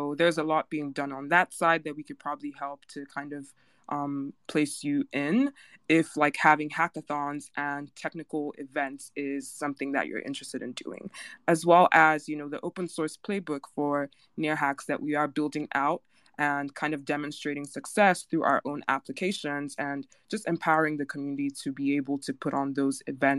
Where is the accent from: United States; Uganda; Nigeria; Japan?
Nigeria; I am Nigerian, so I'm right there with you